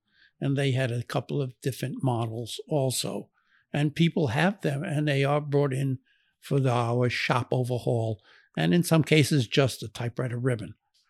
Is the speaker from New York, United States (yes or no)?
yes; Brooklyn, New York, United States; No, he was born and raised in Brooklyn, New York, like I was and my family was.